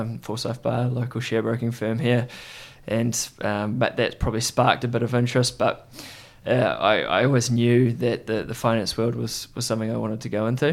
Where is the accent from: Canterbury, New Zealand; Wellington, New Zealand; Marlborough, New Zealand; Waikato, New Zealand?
Canterbury, New Zealand; Christchurch; I grew up in Christchurch, New Zealand